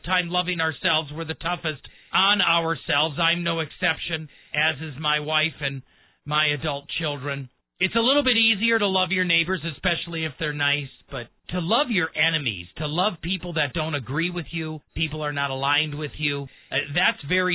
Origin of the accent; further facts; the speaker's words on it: Wisconsin, United States; now in Colorado Springs, United States; I have very close ties to Wisconsin. That's where I was born and raised